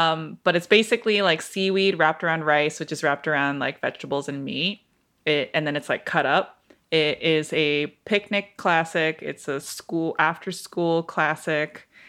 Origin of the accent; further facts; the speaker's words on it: Detroit, Michigan, United States; born there; I was born in Detroit. My husband was also born and raised in Detroit.